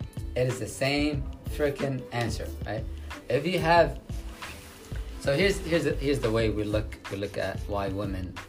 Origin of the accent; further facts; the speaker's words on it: Yemen; now in New York City, United States; I'm from Yemen